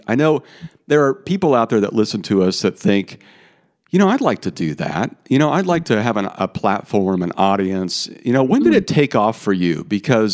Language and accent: English; Midwest, United States; I grew up in the Midwest